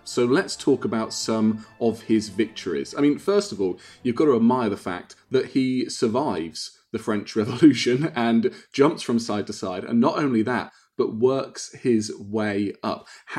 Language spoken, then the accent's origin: English; United Kingdom; we are two British people